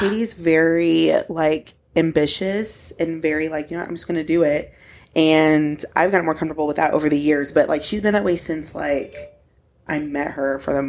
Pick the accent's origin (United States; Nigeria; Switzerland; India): United States; Oklahoma City, Oklahoma; I'm from Oklahoma City, born and raised